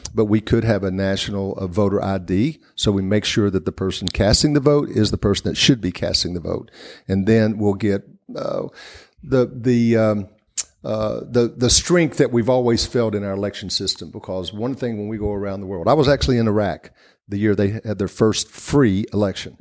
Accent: Hawkins County, East Tennessee, United States; the Hawkins County is where I grew up

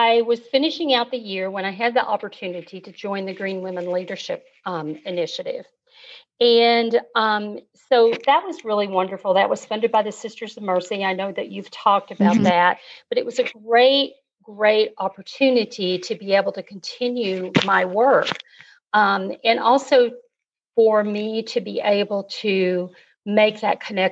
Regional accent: Kentucky, United States; also born or lived in Wyoming; my dad was transferred to Kentucky when I was about 8 years old.

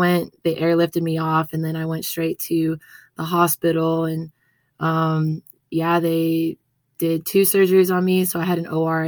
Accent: Las Vegas, Nevada, United States; moved away as an adult; now in Reno, United States; I was born and raised in Vegas

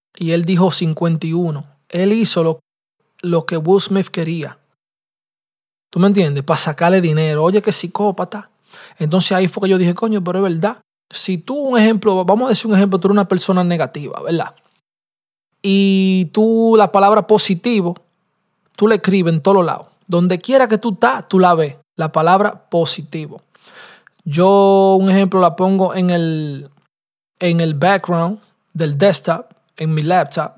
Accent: New York City, New York, United States; 1269 Gran Conco. es la dirección de donde yo nací y me crié. Tú me entiendes, en el Bronx.

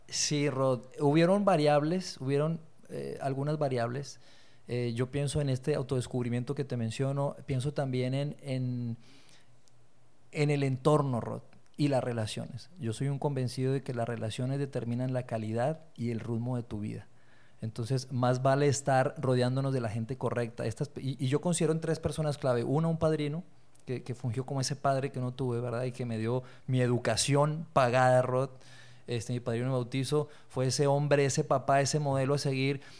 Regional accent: Bogotá, Colombia; also born or lived in Torreón, Coahuila, Mexico; now in Mexico; soy de Torreón, soy lagunero, eh, me crié en Colombia, Bogotá, Colombia, viví 16 años de mi vida allá y regresé en el 99

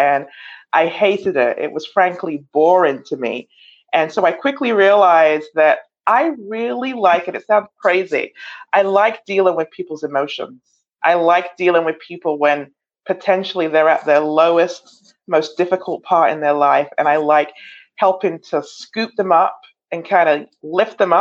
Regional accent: London, United Kingdom; moved away as an adult; now in Chicago, United States; I was born in London, England, and came to Chicago in 1994

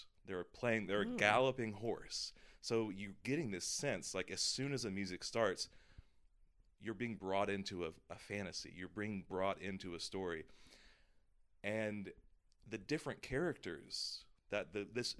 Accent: Georgia, United States; moved away; I grew up in the South in Georgia

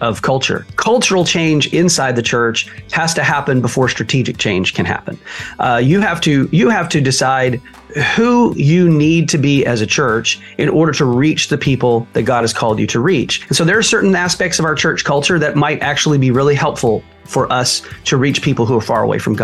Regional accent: Dallas, Texas, United States; I'm recording today from the Dallas-Fort Worth area, which is where I grew up

